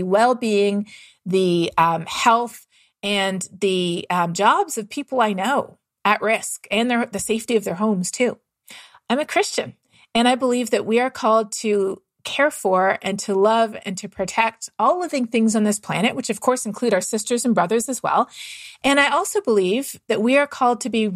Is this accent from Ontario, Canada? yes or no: yes; Toronto, Ontario, Canada; moved away; I'm from Canada myself. And I grew up running through the woods of Southern Ontario